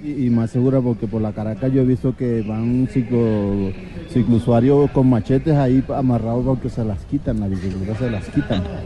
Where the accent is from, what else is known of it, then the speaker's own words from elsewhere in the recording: Córdoba, Colombia; now in Bogotá, Colombia; Yo soy de Senador Córdoba